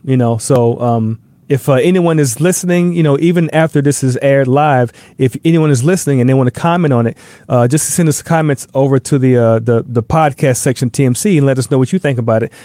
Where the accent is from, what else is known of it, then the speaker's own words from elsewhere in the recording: the South, United States; moved away; I'm from the South